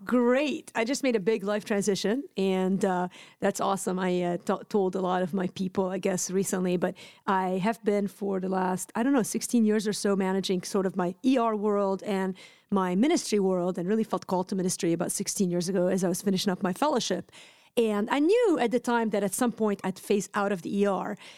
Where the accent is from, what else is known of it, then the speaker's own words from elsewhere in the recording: Lebanon; moved away; I'm Lebanese. I grew up in Lebanon